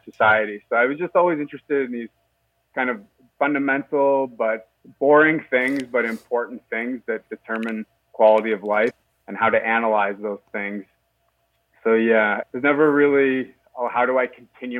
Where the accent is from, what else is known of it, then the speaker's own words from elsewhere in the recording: Halifax, Nova Scotia, Canada; moved away as an adult; also born or lived in Stockholm / Paris / London; now in Toronto, Canada; I grew up in Halifax, Nova Scotia, okay, on Canada's East Coast.